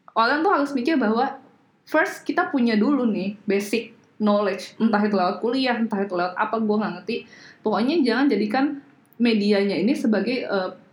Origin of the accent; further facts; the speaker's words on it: Indonesia; gue orang Indo banget